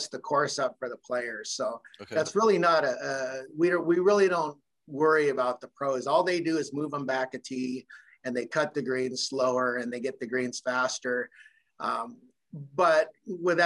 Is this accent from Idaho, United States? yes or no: yes; Idaho, United States; now in Harris, Michigan, United States; I'm actually from Idaho